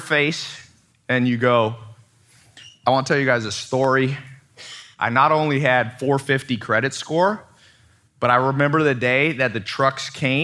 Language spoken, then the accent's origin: English; San Diego, California, United States; moved away; also born or lived in Long Beach, California; I went back to San Diego. I was born in Long Beach. And then when my, she left my dad when he was in prison. She went moved to San Diego, and I stood in front of the house that I grew up